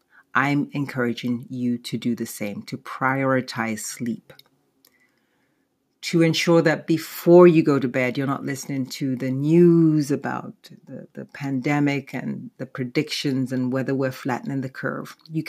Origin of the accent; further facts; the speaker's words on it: United Kingdom; born there; I'm British born, and most of my family, in fact, the rest of my family lives in London and Nigeria.